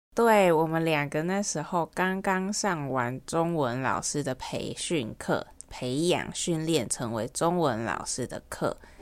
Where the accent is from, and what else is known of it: Taiwan; accent: Taiwanese accent